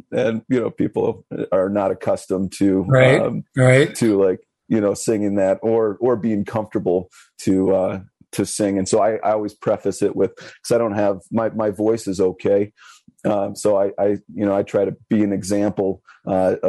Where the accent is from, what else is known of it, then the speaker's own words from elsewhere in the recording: Illinois, United States; I'm from the Midwest of Illinois, Midwest of America, and from Illinois.